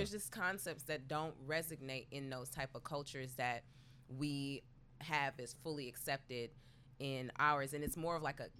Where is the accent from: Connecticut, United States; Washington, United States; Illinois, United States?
Illinois, United States; Chicago; I grew up in Chicago.